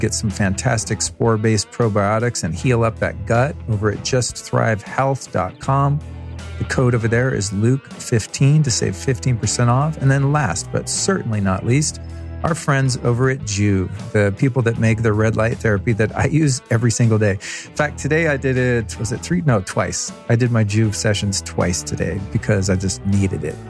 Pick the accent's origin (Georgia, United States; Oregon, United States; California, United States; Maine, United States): California, United States; I'm from California